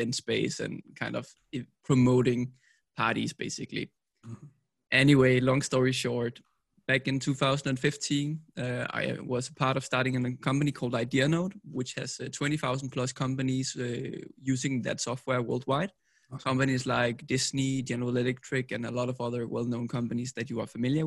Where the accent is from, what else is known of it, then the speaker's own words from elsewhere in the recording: Copenhagen, Capital Region of Denmark, Denmark; I'm from Copenhagen, Denmark.